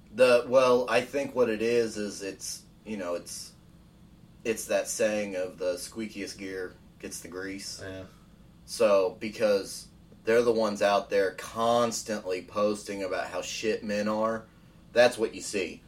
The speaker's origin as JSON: {"language": "English", "country": "United States", "said": "I'm I'm speaking from the American standpoint"}